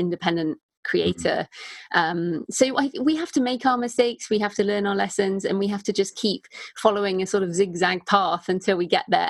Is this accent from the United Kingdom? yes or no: yes; United Kingdom; accent: British; also born or lived in Bath; in case people didn't realize from my accent, I am British